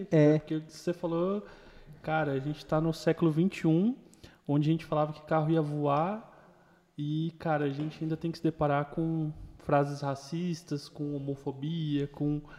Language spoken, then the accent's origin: Portuguese; Bela Vista, Mato Grosso do Sul, Brazil; eu sou de Bela Vista.